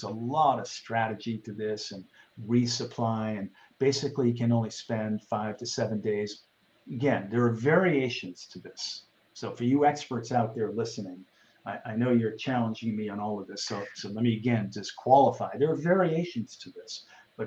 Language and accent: English; New England, United States; I grew up in New England